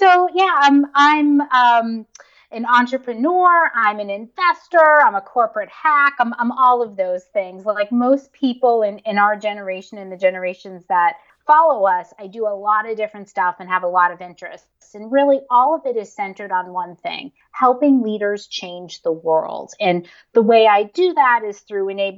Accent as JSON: {"language": "English", "region": "Northeast", "country": "United States", "tie": "born or raised there", "said": "I grew up in the Northeast in a pretty conservative family."}